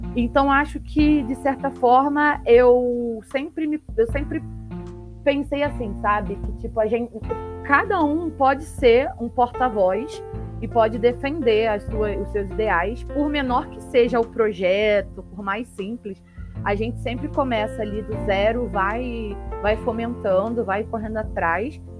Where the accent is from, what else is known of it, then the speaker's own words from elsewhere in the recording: Petrópolis, Rio de Janeiro, Brazil; moved away as an adult; now in São Paulo, Brazil; sou do Rio de Janeiro, né, de Petrópolis, atualmente moro em São Paulo